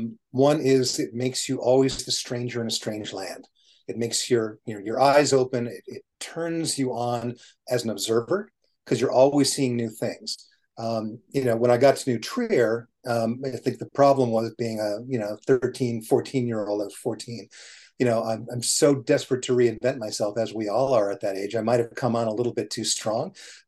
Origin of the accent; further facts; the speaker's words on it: London, United Kingdom; born there; also born or lived in Nigeria; So when my parents were getting ready to have their baby in London, and technically I'm a Cockney because I was born within the sound of the Bow Bells